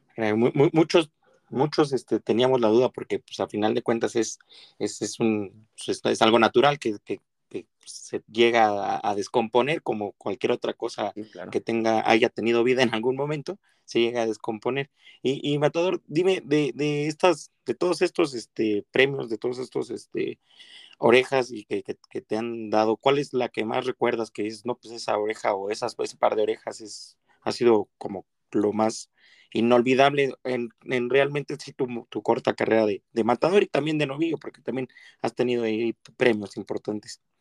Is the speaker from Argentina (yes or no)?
no; Mexico; nosotros como mexicanos